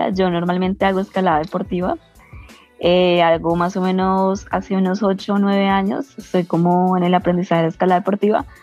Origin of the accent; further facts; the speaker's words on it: Ibagué, Tolima, Colombia; colombiana, nací en una ciudad que se llama Ibagué. Es la ciudad, eh, digamos, como amortiguador del Parque Nacional Natural de los Nevados, el Nevado del Tolima, es como el pie de ruta eh, en mi ciudad.